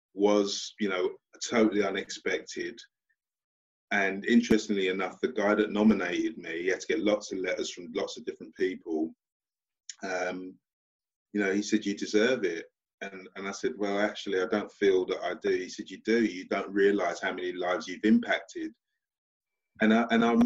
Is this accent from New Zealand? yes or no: no; London, United Kingdom; moved away; also born or lived in Portsmouth; from Stratford, East London, lived in the 17th floor of a block of flats.